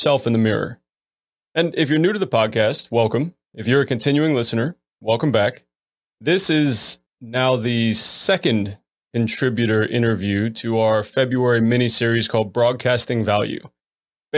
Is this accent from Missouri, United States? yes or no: no; Florida, United States; now in Virginia, United States; I'm normally originally from Florida